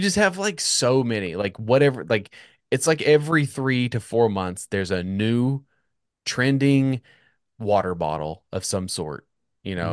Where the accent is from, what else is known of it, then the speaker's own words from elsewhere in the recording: United States; as an American